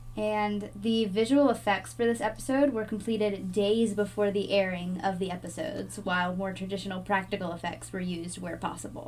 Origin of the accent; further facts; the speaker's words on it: the South, United States; we are from the South